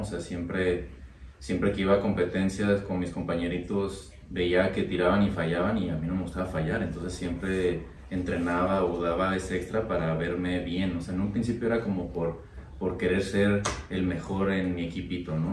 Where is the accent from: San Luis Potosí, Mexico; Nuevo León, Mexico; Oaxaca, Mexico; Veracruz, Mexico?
Veracruz, Mexico; en mi pueblo